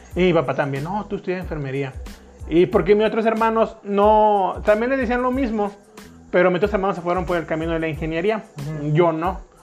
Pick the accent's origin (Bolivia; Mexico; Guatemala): Mexico; Tampico, Tamaulipas; moved away as an adult; now in San Luis Potosí, Mexico; Soy de Tampico, Tamaulipas, México. Nací en una colonia que se llama, conocida como la Isla del Encanto